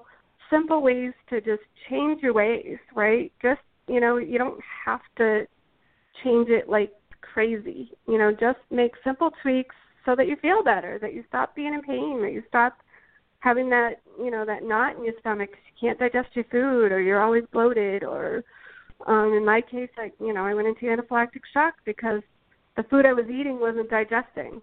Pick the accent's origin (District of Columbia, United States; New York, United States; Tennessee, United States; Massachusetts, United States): Massachusetts, United States; I'm originally from Massachusetts